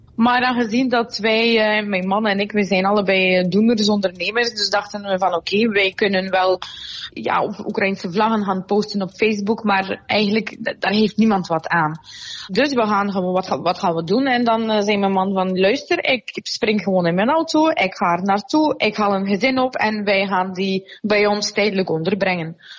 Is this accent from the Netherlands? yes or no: no; Russia; also born or lived in Soviet Union; now in Belgium; als Russische